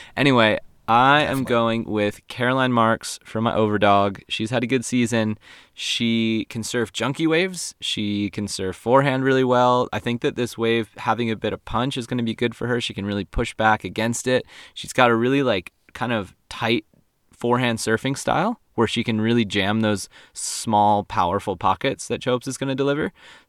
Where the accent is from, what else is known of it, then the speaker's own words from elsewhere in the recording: Réunion; Her backhand, to me, growing up in Reunion, it's really strong.